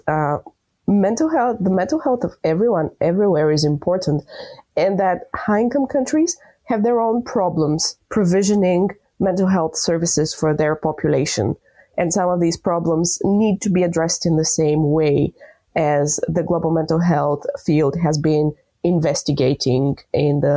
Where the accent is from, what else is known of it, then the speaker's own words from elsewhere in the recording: Bulgaria; I'm from Bulgaria